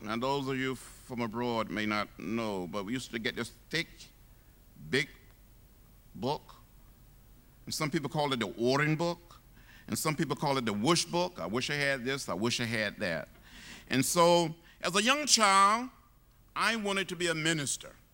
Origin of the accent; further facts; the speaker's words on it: Troy, Alabama, United States; moved away as an adult; also born or lived in Nashville, Tennessee; growing up outside of Troy, Alabama, fifty miles from Montgomery